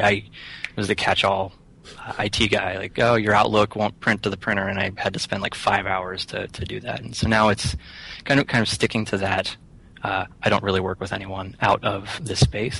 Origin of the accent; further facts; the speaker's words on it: Rockwood, Pennsylvania, United States; also born or lived in Somerset, Pennsylvania; now in Philadelphia, United States; I grew up in uh, Rockwood, Pennsylvania